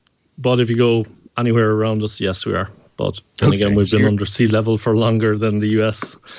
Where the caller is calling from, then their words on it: Bussum, North Holland, Netherlands; I'm calling from Bussum in the Netherlands. It's between Amsterdam and Utrecht.